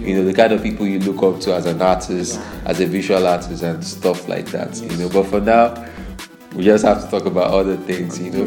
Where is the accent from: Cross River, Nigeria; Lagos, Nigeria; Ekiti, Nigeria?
Lagos, Nigeria; I grew up in Mushin